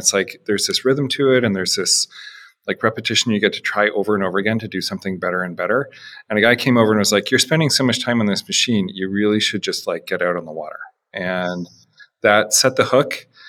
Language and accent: English; Canada; moved away as an adult; also born or lived in Chicago; I'm Canadian.